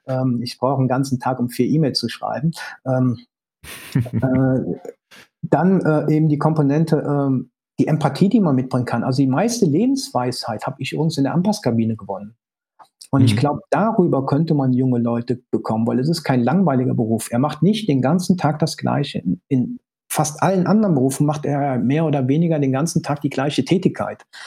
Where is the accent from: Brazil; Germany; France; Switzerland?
Germany; Cologne, North Rhine-Westphalia; meine Mutter ist Kölnerin, ich bin auch Kölner, also lebe in Köln